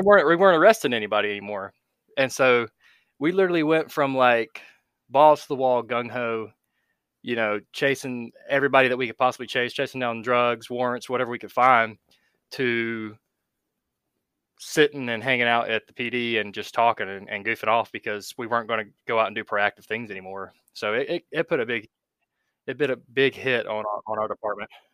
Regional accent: North Carolina, United States; I've grew up in North Carolina and pretty much have not left the East Coast ever.

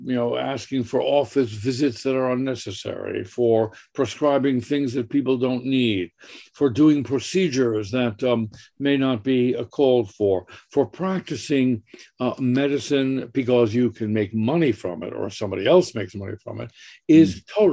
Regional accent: New York City, New York, United States; also born or lived in Switzerland; And I grew up in the Bronx. We came to America and we settled in the Bronx

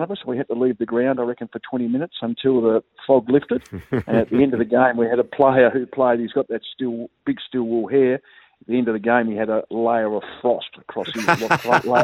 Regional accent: Hobart, Tasmania, Australia; I'm originally from Hobart, playing in Tassie

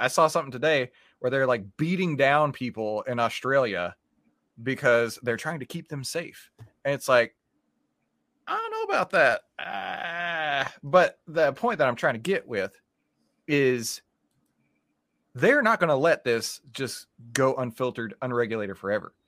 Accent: Texas, United States; We're from Texas

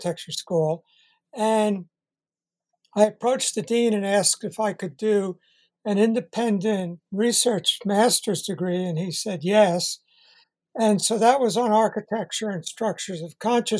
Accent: Great Neck, New York, United States; I grew up in Great Neck, Long Island

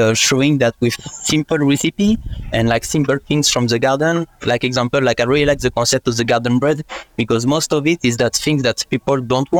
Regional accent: France; English is a second language; unfortunately I'm not Australian and I cannot stay here. This is the end of my visa and I'm about to come back in France in 1 year.

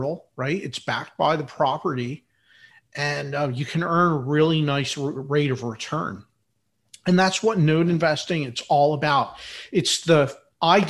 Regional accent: Philadelphia, Pennsylvania, United States; I'm from Philadelphia, in Philadelphia, PA.

